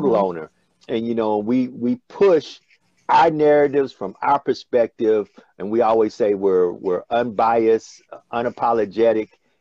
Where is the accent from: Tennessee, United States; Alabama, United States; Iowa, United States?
Tennessee, United States; Memphis; moved away as an adult; now in Louisiana, United States; No, I'm not originally from Louisiana. I'm actually from Memphis, Tennessee.